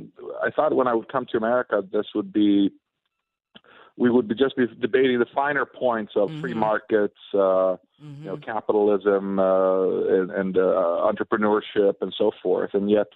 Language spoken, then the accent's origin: English; Sweden; now in United States; I was born and raised in Sweden. I was a weird 14-year-old.